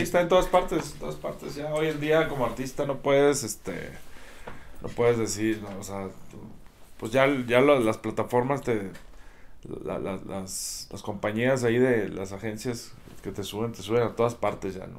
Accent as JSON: {"language": "Spanish", "region": "Chihuahua", "country": "Mexico", "said": "soy de Chihuahua, Chihuahua"}